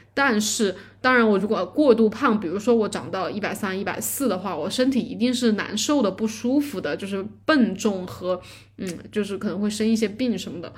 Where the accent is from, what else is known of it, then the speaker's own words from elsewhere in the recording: Chongqing, China; 我是重庆的